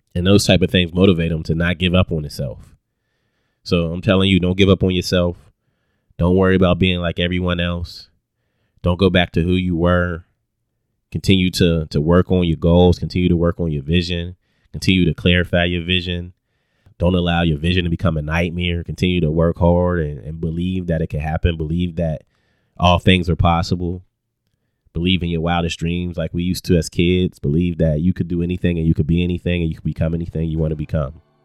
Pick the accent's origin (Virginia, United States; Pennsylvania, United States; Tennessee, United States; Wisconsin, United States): Pennsylvania, United States; Pittsburgh; moved away as an adult; also born or lived in Lincoln University, Pennsylvania; now in Atlanta, United States; born and raised in Pittsburgh